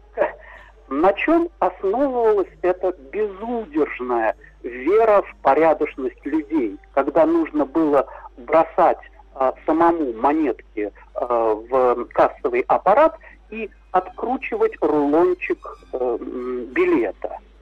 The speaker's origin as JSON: {"language": "Russian", "region": "Moscow", "country": "Russia", "tie": "born or raised there", "said": "сам я москвич, родители москвичи"}